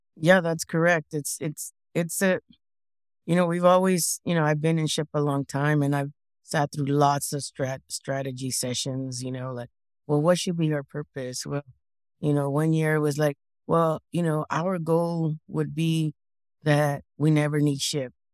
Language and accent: English; Parlier, California, United States; first language English; I was born and raised in Fresno County, which is in center of California. And I lived in a really small town, Parlier, no more than 6,000 people.